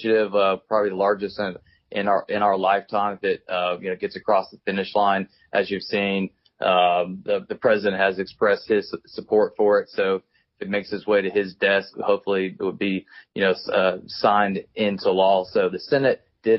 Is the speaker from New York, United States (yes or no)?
no; Hendersonville, North Carolina, United States; I grew up in Hendersonville, North Carolina